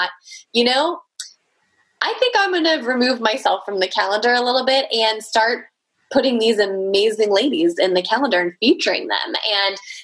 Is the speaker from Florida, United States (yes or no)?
no; California, United States; I was born here in California.